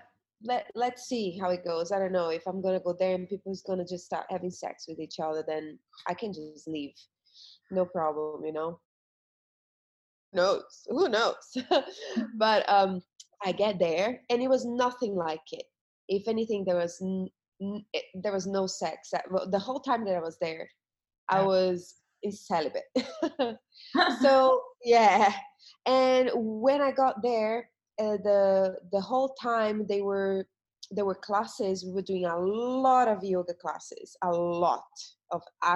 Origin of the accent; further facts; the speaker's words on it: Brazil; moved away as an adult; I come from, I'm from Brazil originally, and I came out of Brazil to work as a model and dancer